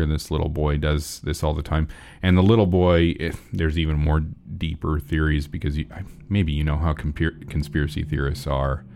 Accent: Nebraska, United States; I grew up in Nebraska

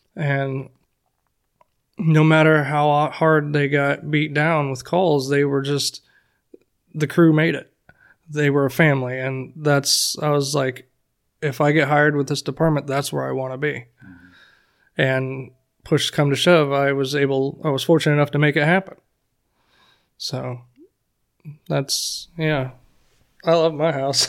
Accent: Florida, United States; I'm basically a Florida boy. I grew up in Florida for as far as I can remember.

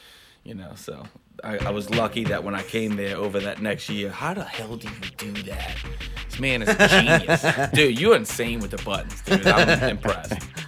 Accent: Chalmette, Louisiana, United States; born or raised there; also born or lived in Metairie, Louisiana

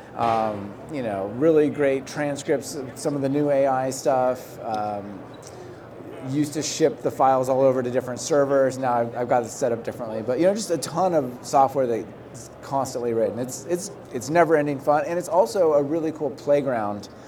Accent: Portland, Oregon, United States; also born or lived in Germany; in Portland, my hometown

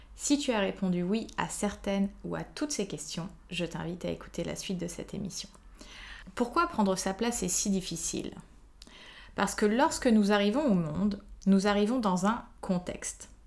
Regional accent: Paris, Île-de-France, France; je suis une Parisienne euh, de 34 ans

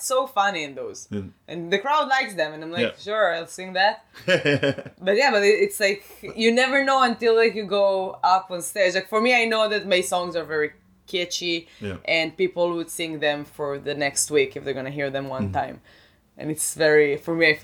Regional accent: Rehovot, Central District, Israel; English is a second language; now in Boston, United States; I grew up in Rehovot.

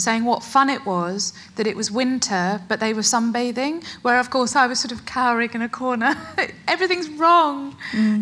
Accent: Essex, East of England, United Kingdom; I was born and brought up in Essex

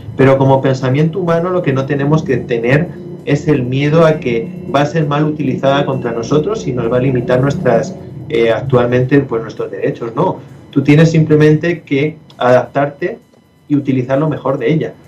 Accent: Spain; yo soy español

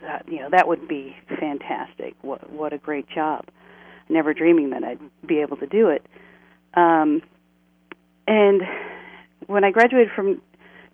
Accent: Puget Sound area, Washington, United States; I grew up in Washington State, in the Puget Sound area, and had a wonderful childhood

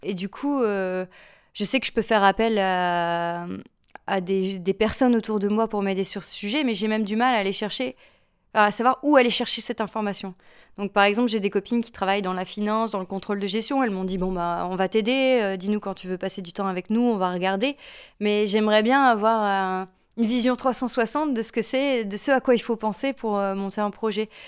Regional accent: Lille, Hauts-de-France, France; je suis une Lilloise

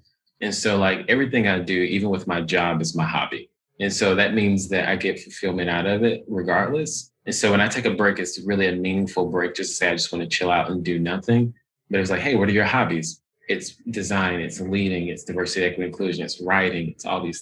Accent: the South, United States; now in Pacific Northwest, United States; I'm a Black gay man from the South. And that's important to me because, one, I'm from the South

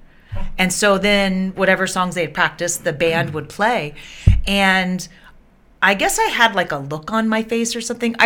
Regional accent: Birmingham, Alabama, United States; moved away as an adult; also born or lived in North Carolina / San Diego, California; now in Honolulu, United States; I grew up in Birmingham, Alabama

